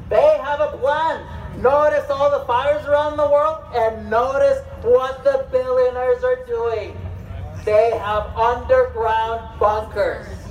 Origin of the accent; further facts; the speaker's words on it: Mexico; now in Los Angeles, United States; Yo soy mexicano. Nací en México. Uh, me naturalizaron. I was born in Mexico and I uh, became a naturalized citizen